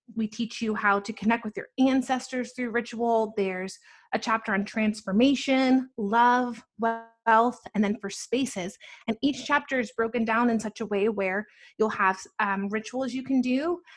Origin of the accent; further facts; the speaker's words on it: Atlanta, Georgia, United States; also born or lived in New Jersey / New York City; I was born in New Jersey and I grew up there until about nine. And then ever since I've been living in Atlanta